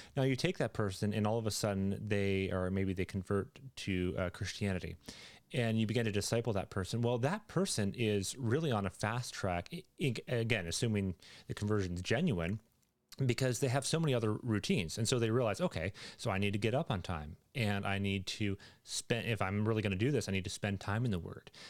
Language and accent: English; Canada